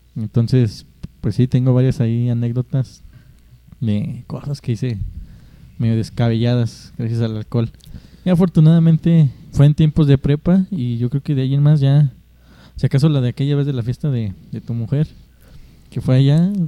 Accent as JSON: {"language": "Spanish", "country": "Mexico", "said": "somos de México"}